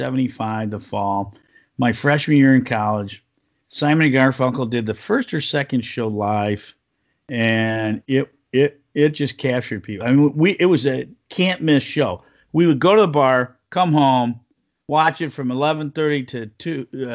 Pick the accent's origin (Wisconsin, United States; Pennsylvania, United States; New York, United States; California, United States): California, United States; San Francisco; born there; I was born in San Francisco. Nobody believes that.